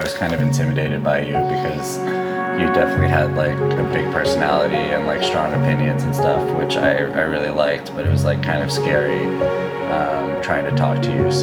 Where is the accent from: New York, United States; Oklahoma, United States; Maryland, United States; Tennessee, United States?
Oklahoma, United States; Edmond; moved away as an adult; now in Los Angeles, United States; I grew up in Edmond, graduated from the University of Oklahoma